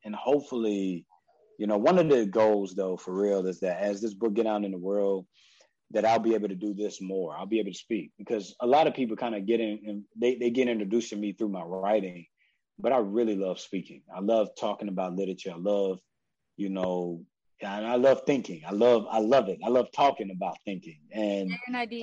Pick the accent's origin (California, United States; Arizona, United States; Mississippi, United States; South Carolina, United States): South Carolina, United States; I'm from South Carolina